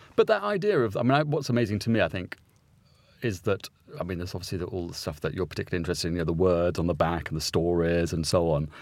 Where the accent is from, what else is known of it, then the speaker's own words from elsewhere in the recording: St Albans, East of England, United Kingdom; I grew up in Saint Albans, small cathedral city